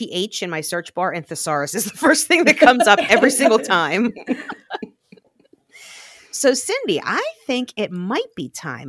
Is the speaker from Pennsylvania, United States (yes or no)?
yes; Glassport, Pennsylvania, United States; I always say that I was born in Glassport.